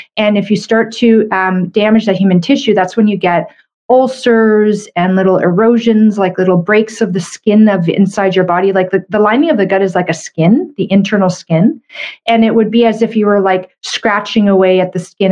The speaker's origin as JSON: {"language": "English", "country": "Canada", "said": "I'm a Canadian medical doctor"}